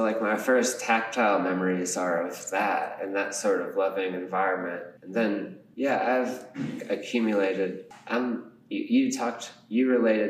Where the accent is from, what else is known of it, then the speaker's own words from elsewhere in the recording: California, United States; also born or lived in Japan; I was born in Japan. Then we moved to California.